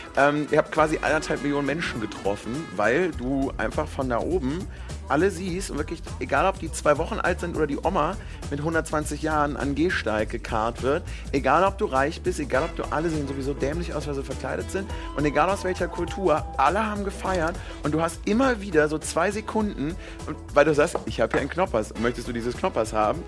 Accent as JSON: {"language": "German", "town": "Cologne", "region": "North Rhine-Westphalia", "country": "Germany", "said": "ich bin ja Kölner"}